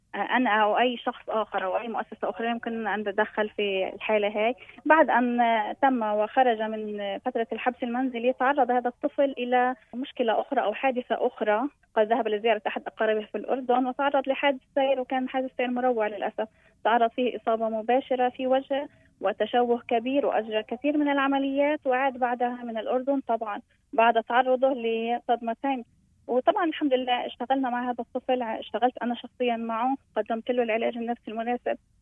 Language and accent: Arabic; Palestine; انا انسانه فلسطينيه